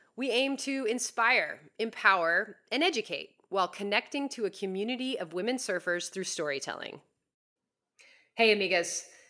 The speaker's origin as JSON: {"language": "English", "region": "Southern California", "country": "United States", "tie": "born or raised there", "said": "I grew up in Southern California"}